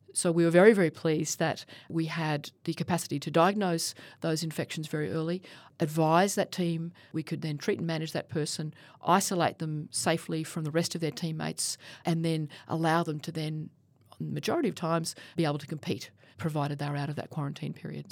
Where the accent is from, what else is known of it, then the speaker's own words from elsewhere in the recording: Australia; as an Australian